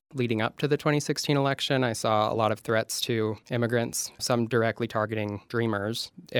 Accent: Utah, United States; Just being a naive, you know, white boy from Utah, just very little diversity.

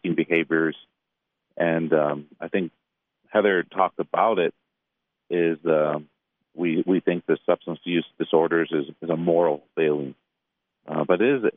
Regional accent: Detroit, Michigan, United States; I'm from Detroit

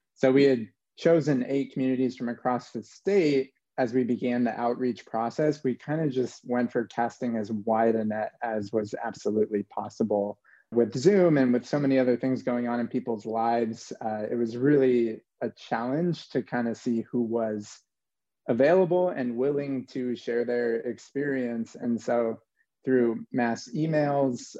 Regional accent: New Mexico, United States; I'm from New Mexico originally, born and raised

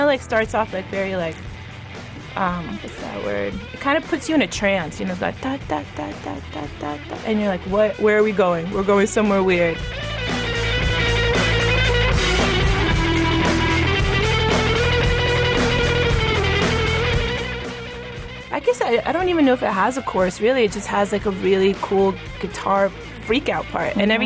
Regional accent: the South, United States; now in Atlanta, United States; we're from the South

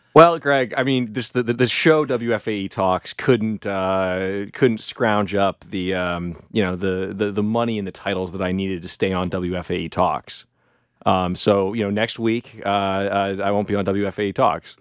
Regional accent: California, United States; moved away as an adult; now in Charlotte, United States; I'm from California

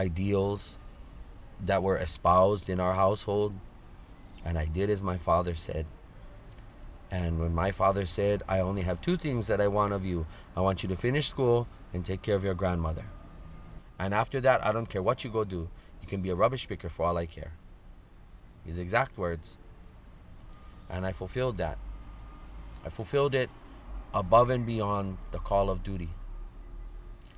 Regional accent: Honolulu, Hawaii, United States; I am from Liliha Pu'unui in Moku Kona on the island of Oahu in the valley of Nu'uanu within Kona Moku or Honolulu district.

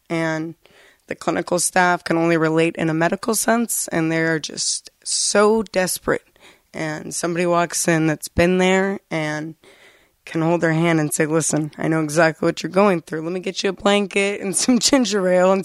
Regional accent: Florida, United States; moved away as an adult; now in Vermont, United States; I'm from Florida, where they don't have a lot available for recovery, period.

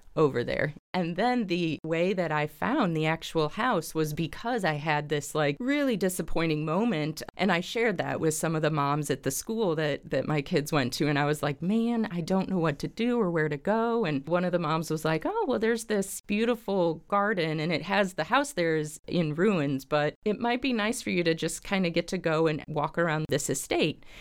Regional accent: Springfield, Illinois, United States; I am from Springfield, born and raised in Springfield here

